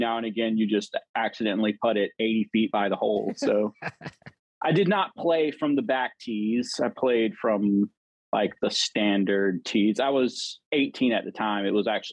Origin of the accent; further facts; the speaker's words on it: Augusta, Georgia, United States; also born or lived in Atlanta, Georgia; now in Peachtree City, United States; I'm originally from Augusta, Georgia